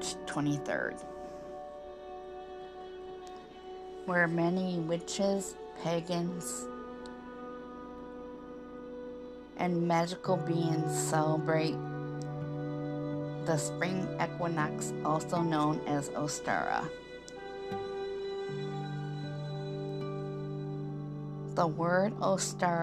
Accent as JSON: {"language": "English", "region": "Michigan", "country": "United States", "tie": "born or raised there", "said": "I grew up in Michigan"}